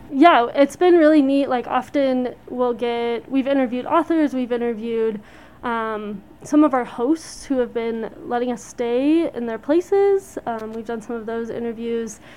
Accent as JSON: {"language": "English", "region": "Colorado", "country": "United States", "tie": "born or raised there", "said": "I grew up in Colorado"}